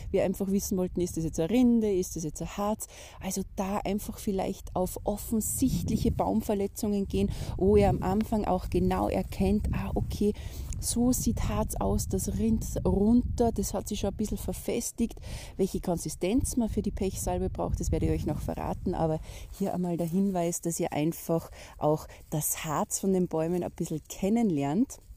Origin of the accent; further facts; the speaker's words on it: Austria; wie die meisten Wälder bei uns in Österreich, haben eine Fichtenmonokultur